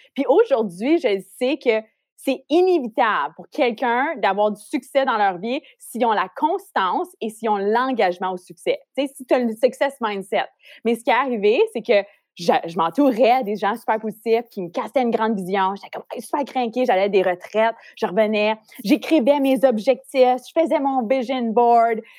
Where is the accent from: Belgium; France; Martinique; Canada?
Canada; Ontario; moved away as an adult; now in Montreal, Canada; j'ai grandi en Ontario, comme t'as dit. J'ai déménagé à Montréal pour poursuivre ma carrière dans l'industrie de la mode